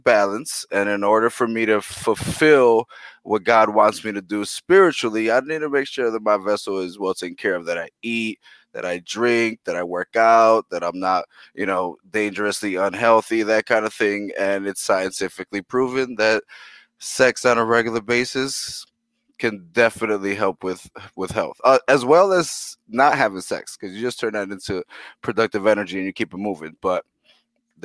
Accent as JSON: {"language": "English", "town": "New York City", "region": "New York", "country": "United States", "tie": "born or raised there", "also_born_or_lived": "Milwaukee", "second_language": "English", "moved": "yes", "said": "I was born in the Boogie Down Bronx. That's where I'm from."}